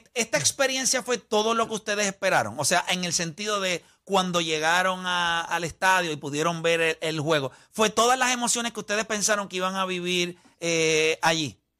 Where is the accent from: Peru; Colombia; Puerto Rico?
Puerto Rico; uno como puertorriqueño